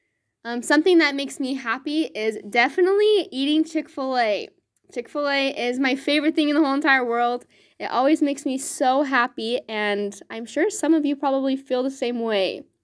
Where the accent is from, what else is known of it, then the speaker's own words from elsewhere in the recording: Riverton, Utah, United States; I am from Riverton, Utah, and I love serving in this ward.